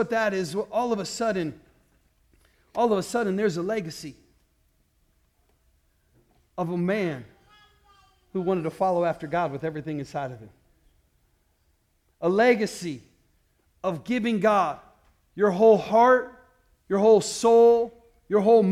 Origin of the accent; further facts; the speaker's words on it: Iowa, United States; we grew up in Iowa and there was nothing else to do there